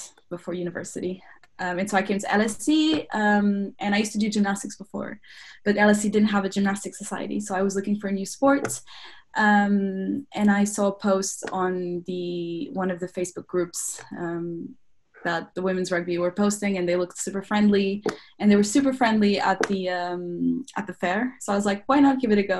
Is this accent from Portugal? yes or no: yes; Lisbon, Portugal; moved away as an adult; now in London, United Kingdom; I'm from Lisbon, Portugal